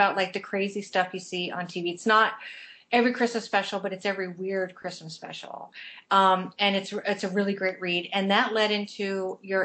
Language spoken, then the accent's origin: English; Las Vegas, Nevada, United States; moved away; also born or lived in Los Angeles; I grew up in Las Vegas